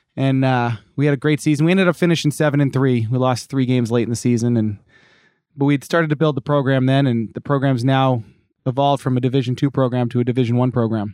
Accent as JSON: {"language": "English", "area": "Cape Cod", "region": "Massachusetts", "country": "United States", "tie": "born or raised there", "moved": "as an adult", "lives_now": "California, United States", "said": "I grew up in Massachusetts on, uh, Cape Cod"}